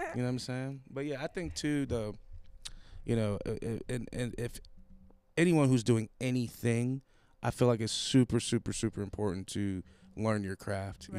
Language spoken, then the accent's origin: English; Buffalo, New York, United States; moved away as an adult; now in Pittsburgh, United States; I'm from Buffalo. Ah. I moved here to go to school